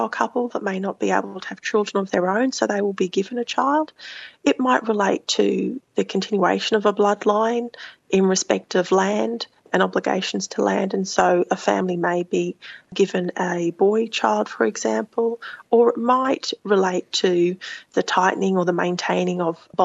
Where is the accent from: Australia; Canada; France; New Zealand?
Australia; Brisbane, Queensland; also born or lived in Thursday Island / Cairns; I grew up a little bit in Cairns and then eventually in Brisbane